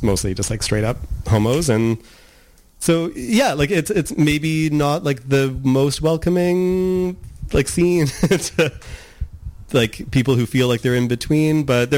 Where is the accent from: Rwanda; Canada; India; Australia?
Canada; Nanaimo, British Columbia; Like, I didn't really have any like gay role models growing up in Nanaimo at that time.